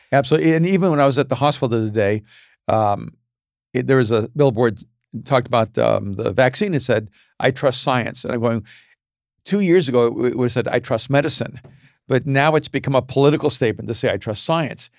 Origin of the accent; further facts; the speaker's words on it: El Salvador; moved away; I was a Latino from El Salvador